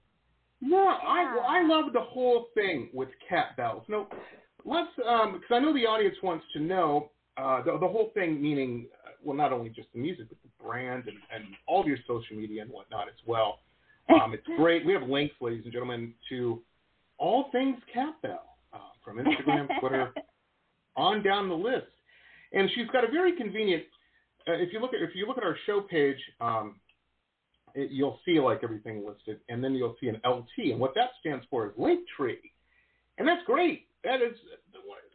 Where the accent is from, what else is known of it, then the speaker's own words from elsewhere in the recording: Detroit, Michigan, United States; moved away; also born or lived in Boston; I'm from Detroit originally. That's where I grew up, Metro Detroit